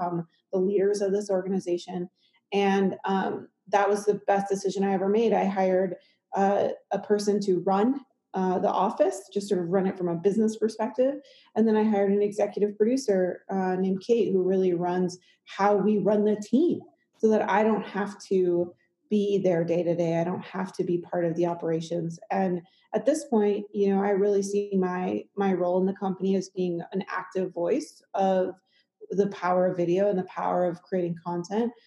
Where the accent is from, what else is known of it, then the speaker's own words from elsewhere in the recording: Midwest, United States; now in Colorado, United States; I grew up in the Midwest